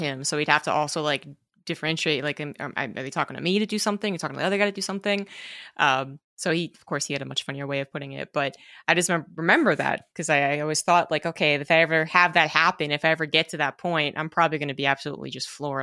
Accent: United States; being an American

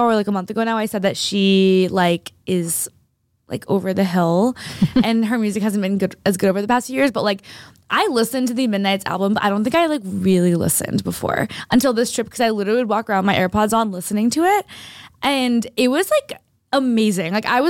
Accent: Boston, Massachusetts, United States; I'm from Boston

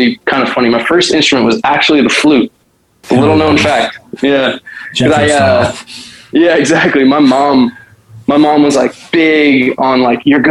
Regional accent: Walnut Creek, California, United States; also born or lived in San Francisco; I grew up in Walnut Creek from the earliest I can remember. It's probably like age 4 to 18

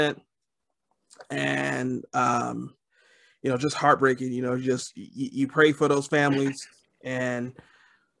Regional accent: Detroit, Michigan, United States; I'm from Detroit

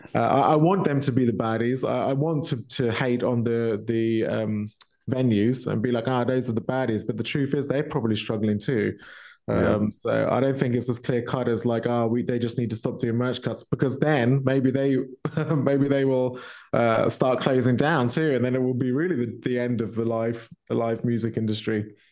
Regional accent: Milton Keynes, South East England, United Kingdom; moved away as an adult; now in Germany; my hometown, Milton Keynes, uh, which is in UK

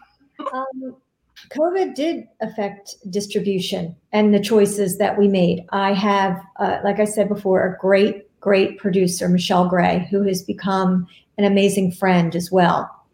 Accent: Hamilton, New Jersey, United States; my hometown of Hamilton, New Jersey

